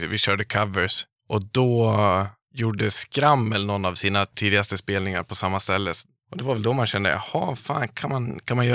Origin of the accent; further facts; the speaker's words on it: Dalarna County, Sweden; moved away; Jag kan ju inte östgötska. Nej. Jag, jag är från Dalarna.